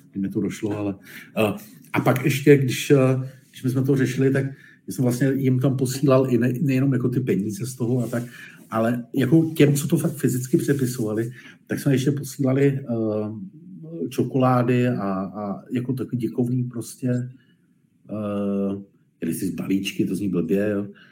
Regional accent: Czechia; also born or lived in Germany / Poland; my na tom samozřejmě nejsme, nebo bohužel nejsme moc šťastně jako Češi v té retorice

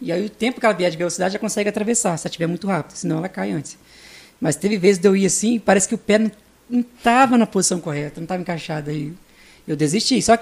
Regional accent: Vitória, Espírito Santo, Brazil; E aí eu vim de Vitória, botei na cabeça pra andar de BMX.

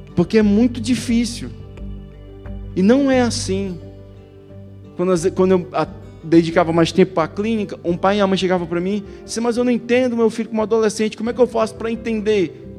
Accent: Ceará, Brazil; moved away; Eu sou cearense, nasci no Ceará, tive uma, tive, tive quase todo o meu ministério no Ceará

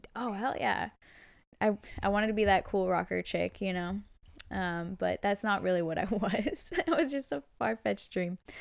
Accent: Bay Area, California, United States; born and raised in the Bay Area. I love it here

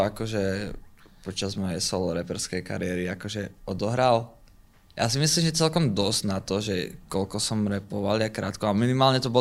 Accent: Topoľčany, Nitra Region, Slovakia; moved away; also born or lived in Partizánske; v Topolčanom som vyrastal okay. a tak, tak tretinovo v Partizánskom. Okay, Tam býval tátko lebo naši sa rozviedli, keď som mal asi 6

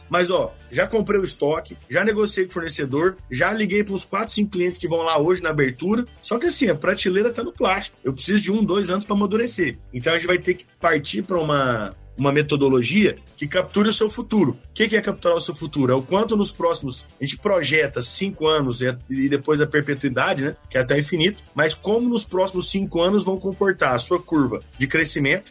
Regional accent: Goiás, Brazil; now in São Paulo, Brazil; sou de Goiás

